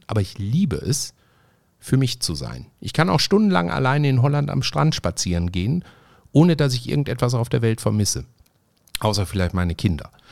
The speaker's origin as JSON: {"language": "German", "town": "Essen", "region": "North Rhine-Westphalia", "country": "Germany", "said": "der hatte ein eigenes Restaurant bei uns in Essen-Frintrop"}